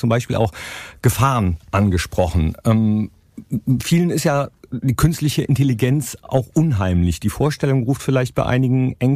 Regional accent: Mönchengladbach, North Rhine-Westphalia, Germany; Äh, für mich schon, ist meine Heimat.

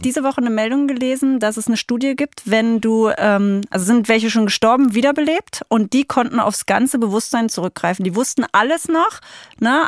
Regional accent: Saxony-Anhalt, Germany; moved away; Ich bin aus Sachsen-Anhalt mhm. und da leben auch noch äh, große Teile meiner Familie

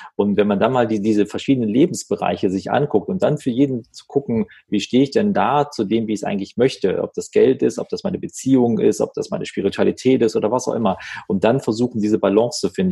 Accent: Wuppertal, North Rhine-Westphalia, Germany; in Wuppertal sagt man so schön, wo ich aufgewachsen bin

